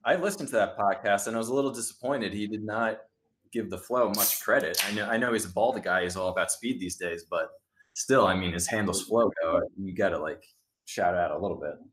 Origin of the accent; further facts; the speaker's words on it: New Jersey, United States; I'm from Jersey